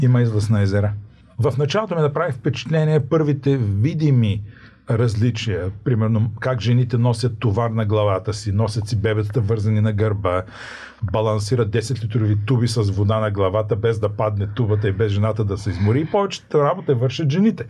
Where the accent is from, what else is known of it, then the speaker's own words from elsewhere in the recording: Bulgaria; откъде си, България